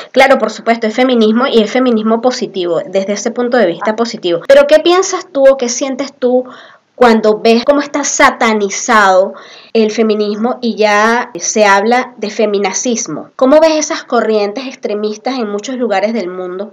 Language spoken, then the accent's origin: Spanish; Venezuela; moved away as an adult; now in Peru; yo tengo un poco más de tres años en el Perú, ambas somos venezolanas